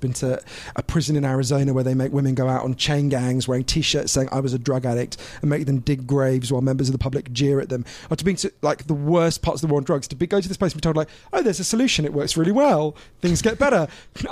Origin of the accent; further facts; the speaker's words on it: United Kingdom; I'm a Swiss citizen because of my dad, as well as obviously British